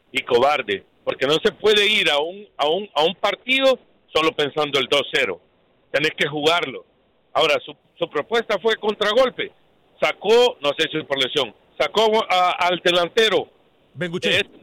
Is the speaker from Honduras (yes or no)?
yes; Honduras; y esto que no soy Olimpia, pero hondureño